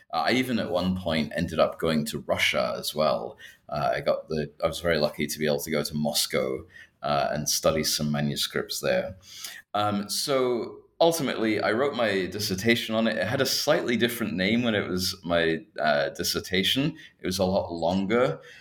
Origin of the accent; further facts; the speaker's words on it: Scotland, United Kingdom; moved away as an adult; also born or lived in Berkeley, California, United States; now in Hong Kong; I'm actually originally uh, not from Hong Kong myself. I'm from the UK. I'm from Scotland